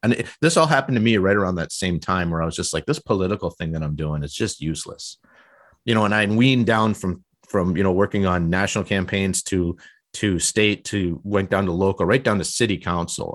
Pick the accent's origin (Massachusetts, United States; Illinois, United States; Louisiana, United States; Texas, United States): Massachusetts, United States; that's the way I was raised and in Massachusetts.